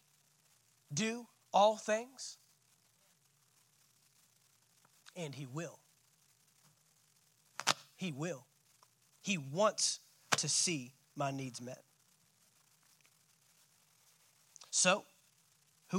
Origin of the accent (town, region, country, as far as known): United States